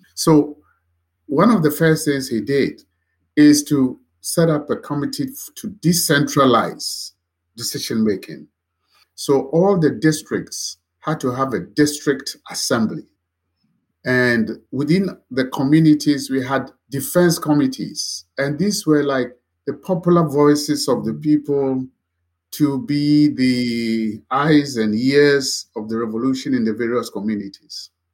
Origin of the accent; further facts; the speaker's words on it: Ghana; my background growing up in the Nkrumah regime